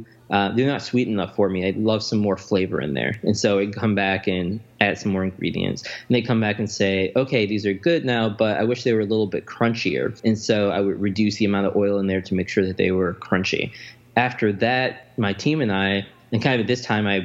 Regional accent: Chicago, Illinois, United States; I grew up in the Chatham neighborhood of Chicago

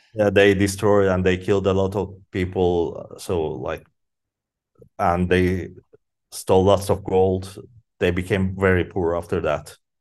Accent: Izmit, Kocaeli, Turkey; I grew up in Izmit, in a city called Izmit.

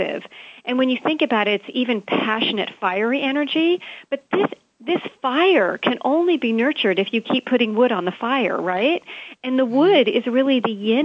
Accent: Hawaii, United States; Here in Hawaii, I'm from Hawaii

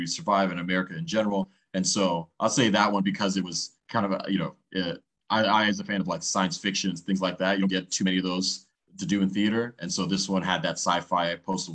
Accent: Miami, Florida, United States; I'm from Miami

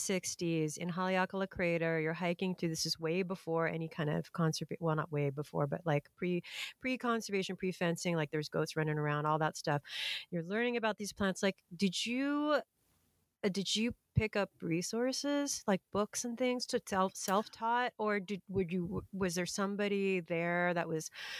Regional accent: Hawaii, United States; growing up in Hawaii

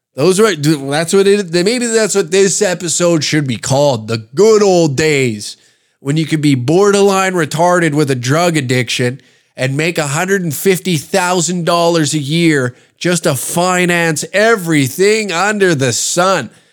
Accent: Canada; the joy of being Canadian

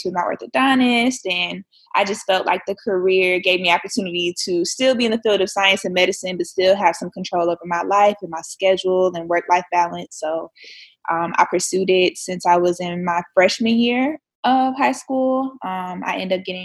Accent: Jacksonville, Florida, United States; I'm from Jacksonville, Florida

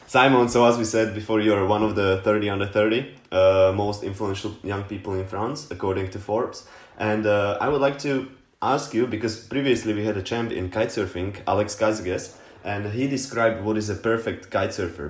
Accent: Slovakia; I'm from Slovakia.

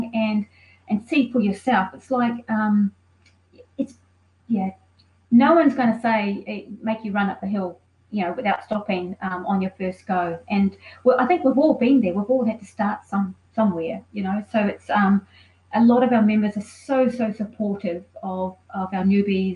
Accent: New Zealand; now in Melbourne, Australia; I'm from New Zealand

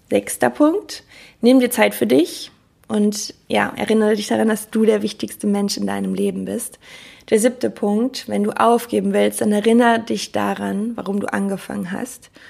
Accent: Cologne, North Rhine-Westphalia, Germany; Ich komme ja aus Köln und Karneval

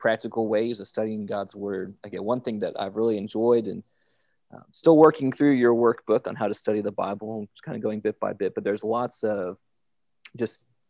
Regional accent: Georgia, United States; I grew up in Georgia, and I'm a Georgia Bulldog

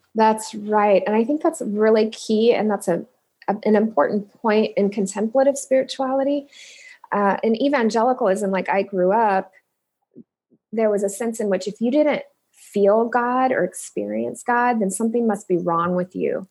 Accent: Indianapolis, Indiana, United States; moved away as an adult; also born or lived in Cincinnati, Ohio; now in Omaha, United States; I'm originally from Indianapolis, born in Cincinnati, um, moved to Indianapolis when I was two, and grew up

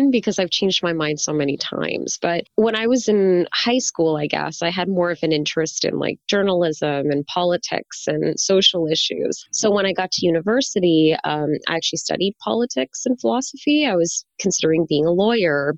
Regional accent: Canada; moved away; also born or lived in China; I grew up learning French because I'm from Canada

